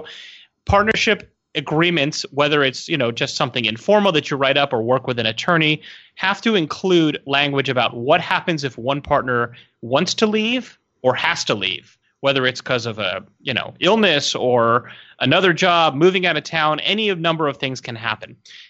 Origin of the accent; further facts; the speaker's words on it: San Diego, California, United States; And, you know, I'm from San Diego, so yummy.